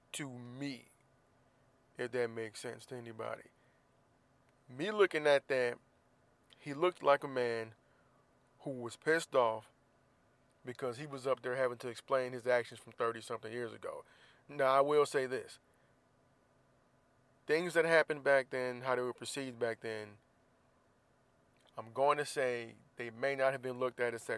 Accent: Florida, United States; now in Southern California, United States; I'm from Florida

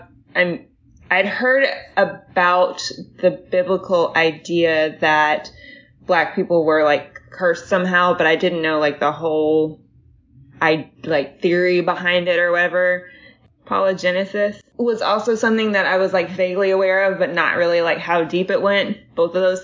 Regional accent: Louisiana, United States; I was born in Louisiana

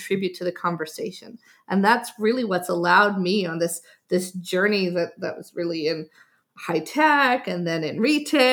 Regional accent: Newfoundland and Labrador, Canada; I'm from Newfoundland, so the east coast of Canada

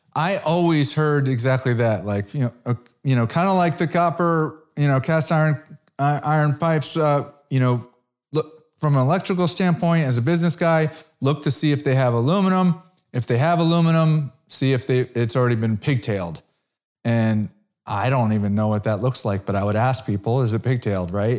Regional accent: Connecticut, United States; I grew up in Connecticut

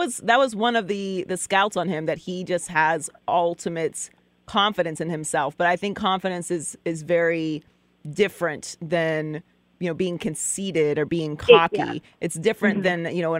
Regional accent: Pittsburgh, Pennsylvania, United States; moved away as an adult; also born or lived in Miami / Los Angeles; I grew up in Pittsburgh. I left Pittsburgh when I was 18, but I've lived in Miami and LA ever since.

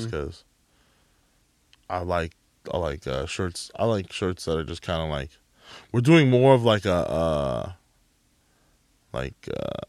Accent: Bay Area, California, United States; I grew up in the Bay Area.

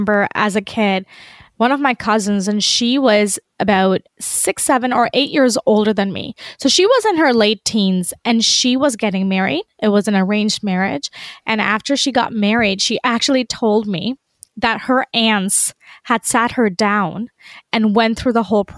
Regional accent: Pakistan; I'm Pakistani, I'm Muslim, and in our culture, in our household

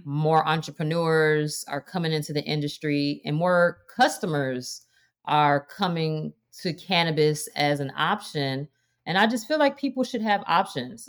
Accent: Detroit, Michigan, United States; moved away as an adult; I am born and raised in Detroit

